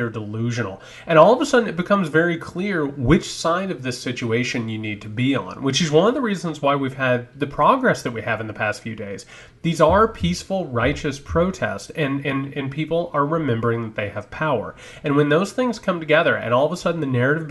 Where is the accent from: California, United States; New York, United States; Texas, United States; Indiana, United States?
Indiana, United States; my home state